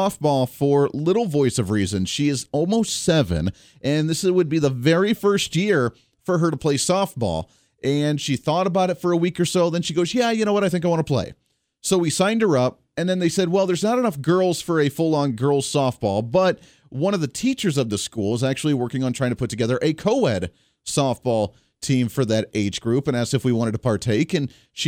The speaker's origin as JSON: {"language": "English", "region": "Ohio", "country": "United States", "tie": "born or raised there", "said": "growing up in Ohio"}